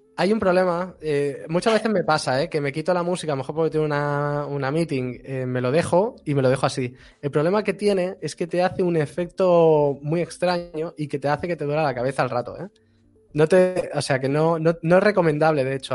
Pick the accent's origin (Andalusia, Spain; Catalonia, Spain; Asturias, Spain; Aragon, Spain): Catalonia, Spain; Barcelona; yo soy catalán de Barcelona